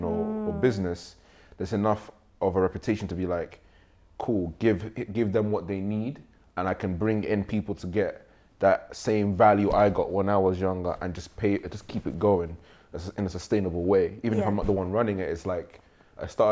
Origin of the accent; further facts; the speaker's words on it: Nigeria; now in United Kingdom; I grew up in Nigeria